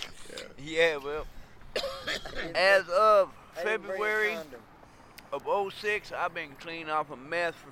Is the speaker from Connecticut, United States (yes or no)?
no; Texas, United States; moved away as an adult; now in Carter Lake, United States; I'm from Texas